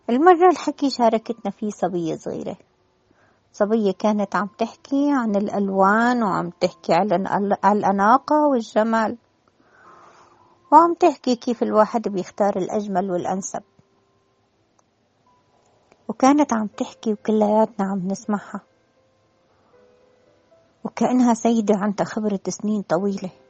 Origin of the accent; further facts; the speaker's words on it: Damascus, Damascus Governorate, Syria; now in Alexandria, Egypt; تعرفوني أنا من الشام من الشام يعني دمشق ودمشق ما فيها بحر وأنا بحب البحر كتير